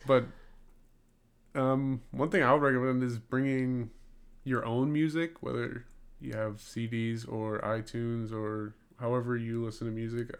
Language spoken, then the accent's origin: English; Gurnee, Illinois, United States; moved away; I'm from Gurnee, Illinois, and it's spelled G U R N